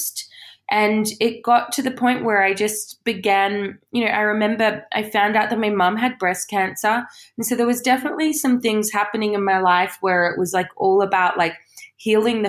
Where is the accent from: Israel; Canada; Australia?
Australia; Sydney, New South Wales; moved away as an adult; now in United Kingdom; I grew up in Australia